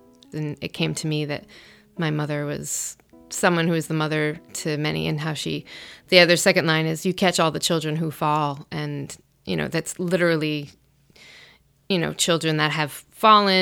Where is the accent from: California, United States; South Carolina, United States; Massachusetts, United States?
Massachusetts, United States; New Bedford; now in New Jersey, United States; I was born and raised in New Bedford, Massachusetts, and now I've relocated to New Jersey